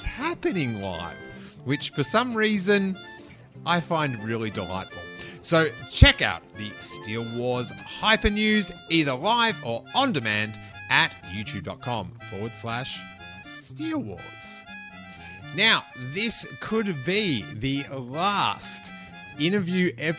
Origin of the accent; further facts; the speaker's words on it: Australia; accent: Australian; Love hearing my accent repeated to me